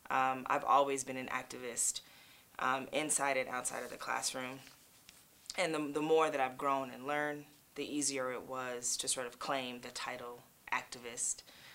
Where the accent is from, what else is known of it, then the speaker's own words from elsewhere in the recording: Los Angeles, California, United States; Well, one of the beautiful things about LA is it's super diverse because so many people, I think Hollywood epitomizes the American dream in a lot of ways.